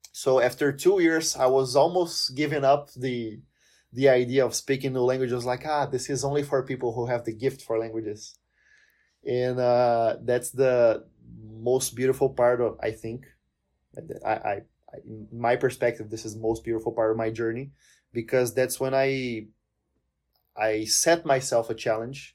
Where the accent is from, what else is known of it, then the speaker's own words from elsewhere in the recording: Palmas, Tocantins, Brazil; English is a second language; moved away as an adult; now in Curitiba, Brazil; I'm originally from a place called Miracema do Tocantins. It's up north in Brazil, eh, the state of Tocantins. But I lived most of my life in the city of Palmas